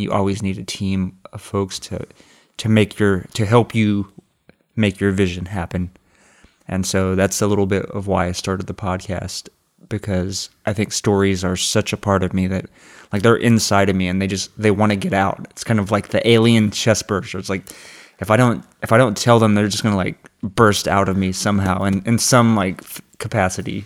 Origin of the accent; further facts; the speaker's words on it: Austin, Texas, United States; also born or lived in New York; I'm basically from Austin